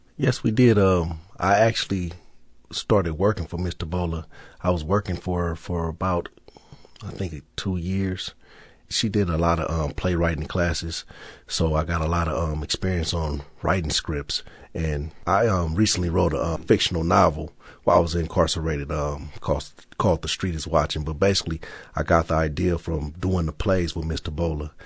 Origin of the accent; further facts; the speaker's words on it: Los Angeles, California, United States; I'm from South Central Los Angeles.